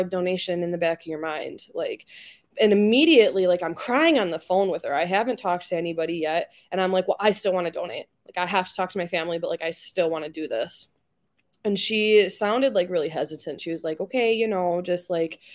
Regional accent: Wisconsin, United States; I'm from Wisconsin

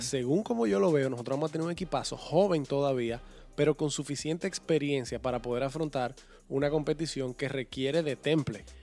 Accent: Dominican Republic

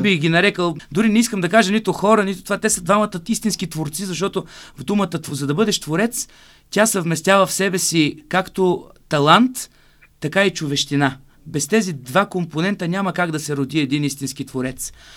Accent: Burgas, Burgas Province, Bulgaria; moved away; в родния ми град Бургас

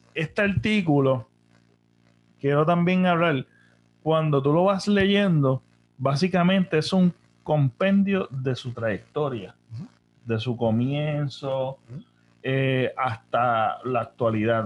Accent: Puerto Rico; nosotros, que pues, somos una colonia de Estados Unidos

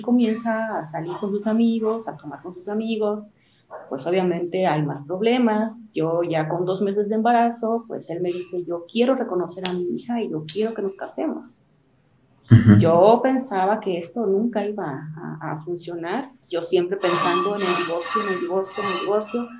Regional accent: Mexico City, Mexico; moved away; also born or lived in Chiapas; Yo soy de la Ciudad de México

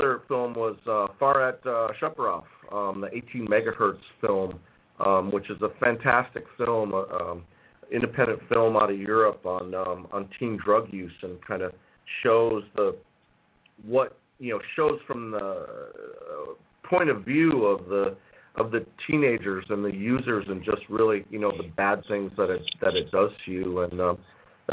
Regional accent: Appleton, Wisconsin, United States; moved away as an adult; also born or lived in Green Bay, Wisconsin; now in Los Angeles, United States; my hometown in Appleton, Wisconsin

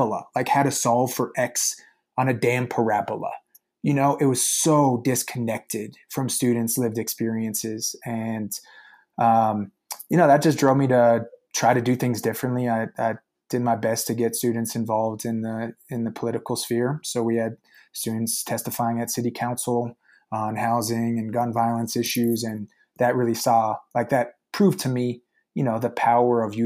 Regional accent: Arvada, Colorado, United States; I grew up in Arvada, Colorado, which is a suburb of Denver

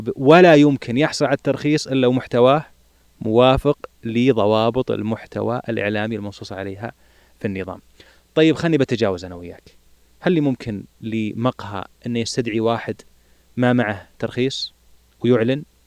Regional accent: Saudi Arabia

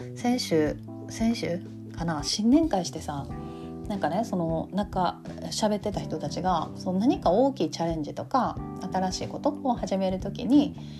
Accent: Kansai, Japan; accent: Kansai dialect

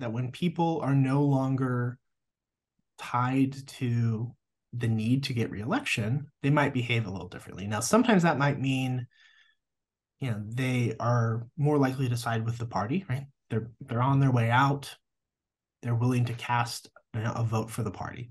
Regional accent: Nebraska, United States; moved away as an adult; also born or lived in Des Moines, Iowa / Missouri / Georgia / Durham, North Carolina; now in Lubbock, United States; I grew up in Nebraska.

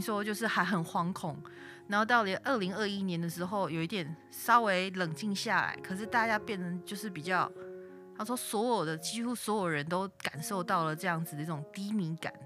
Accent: Taiwan; 我们台湾人

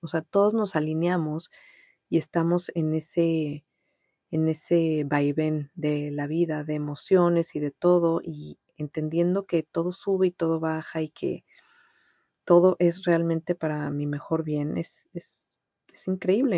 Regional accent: Mexico City, Mexico; first language Spanish; moved away as an adult; also born or lived in Montreal; pues soy mexicana, nací en México, en la Ciudad de México, y ahí viví pues casi toda mi vida

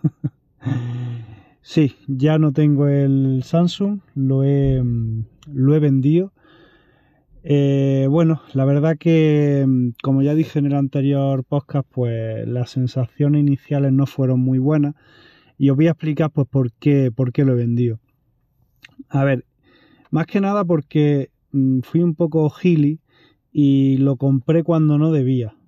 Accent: Andalusia, Spain; como soy andaluz

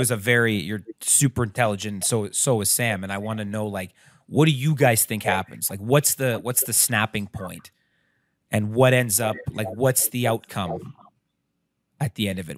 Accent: Canada; we're Canadian

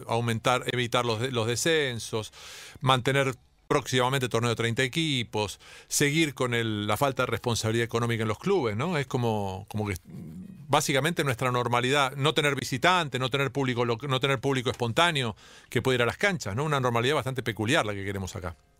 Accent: Argentina; los argentinos a veces creamos que estamos, que somos este, claramente un, apéndice europeo

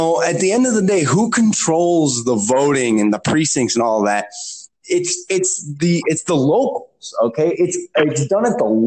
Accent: Chicago, Illinois, United States; I'm from Chicago. Okay. I worked in Chicago politics

